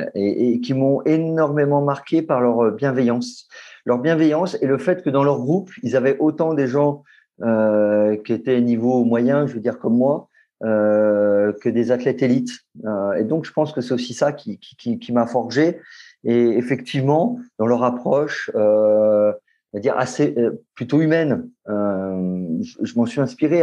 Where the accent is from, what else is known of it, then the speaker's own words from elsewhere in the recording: Lyon, Auvergne-Rhône-Alpes, France; moved away as an adult; now in Paris, France; je suis né à Lyon et j'ai grandi euh, à Lyon jusqu'à mes. J'avais presque, je pense, j'avais presque 25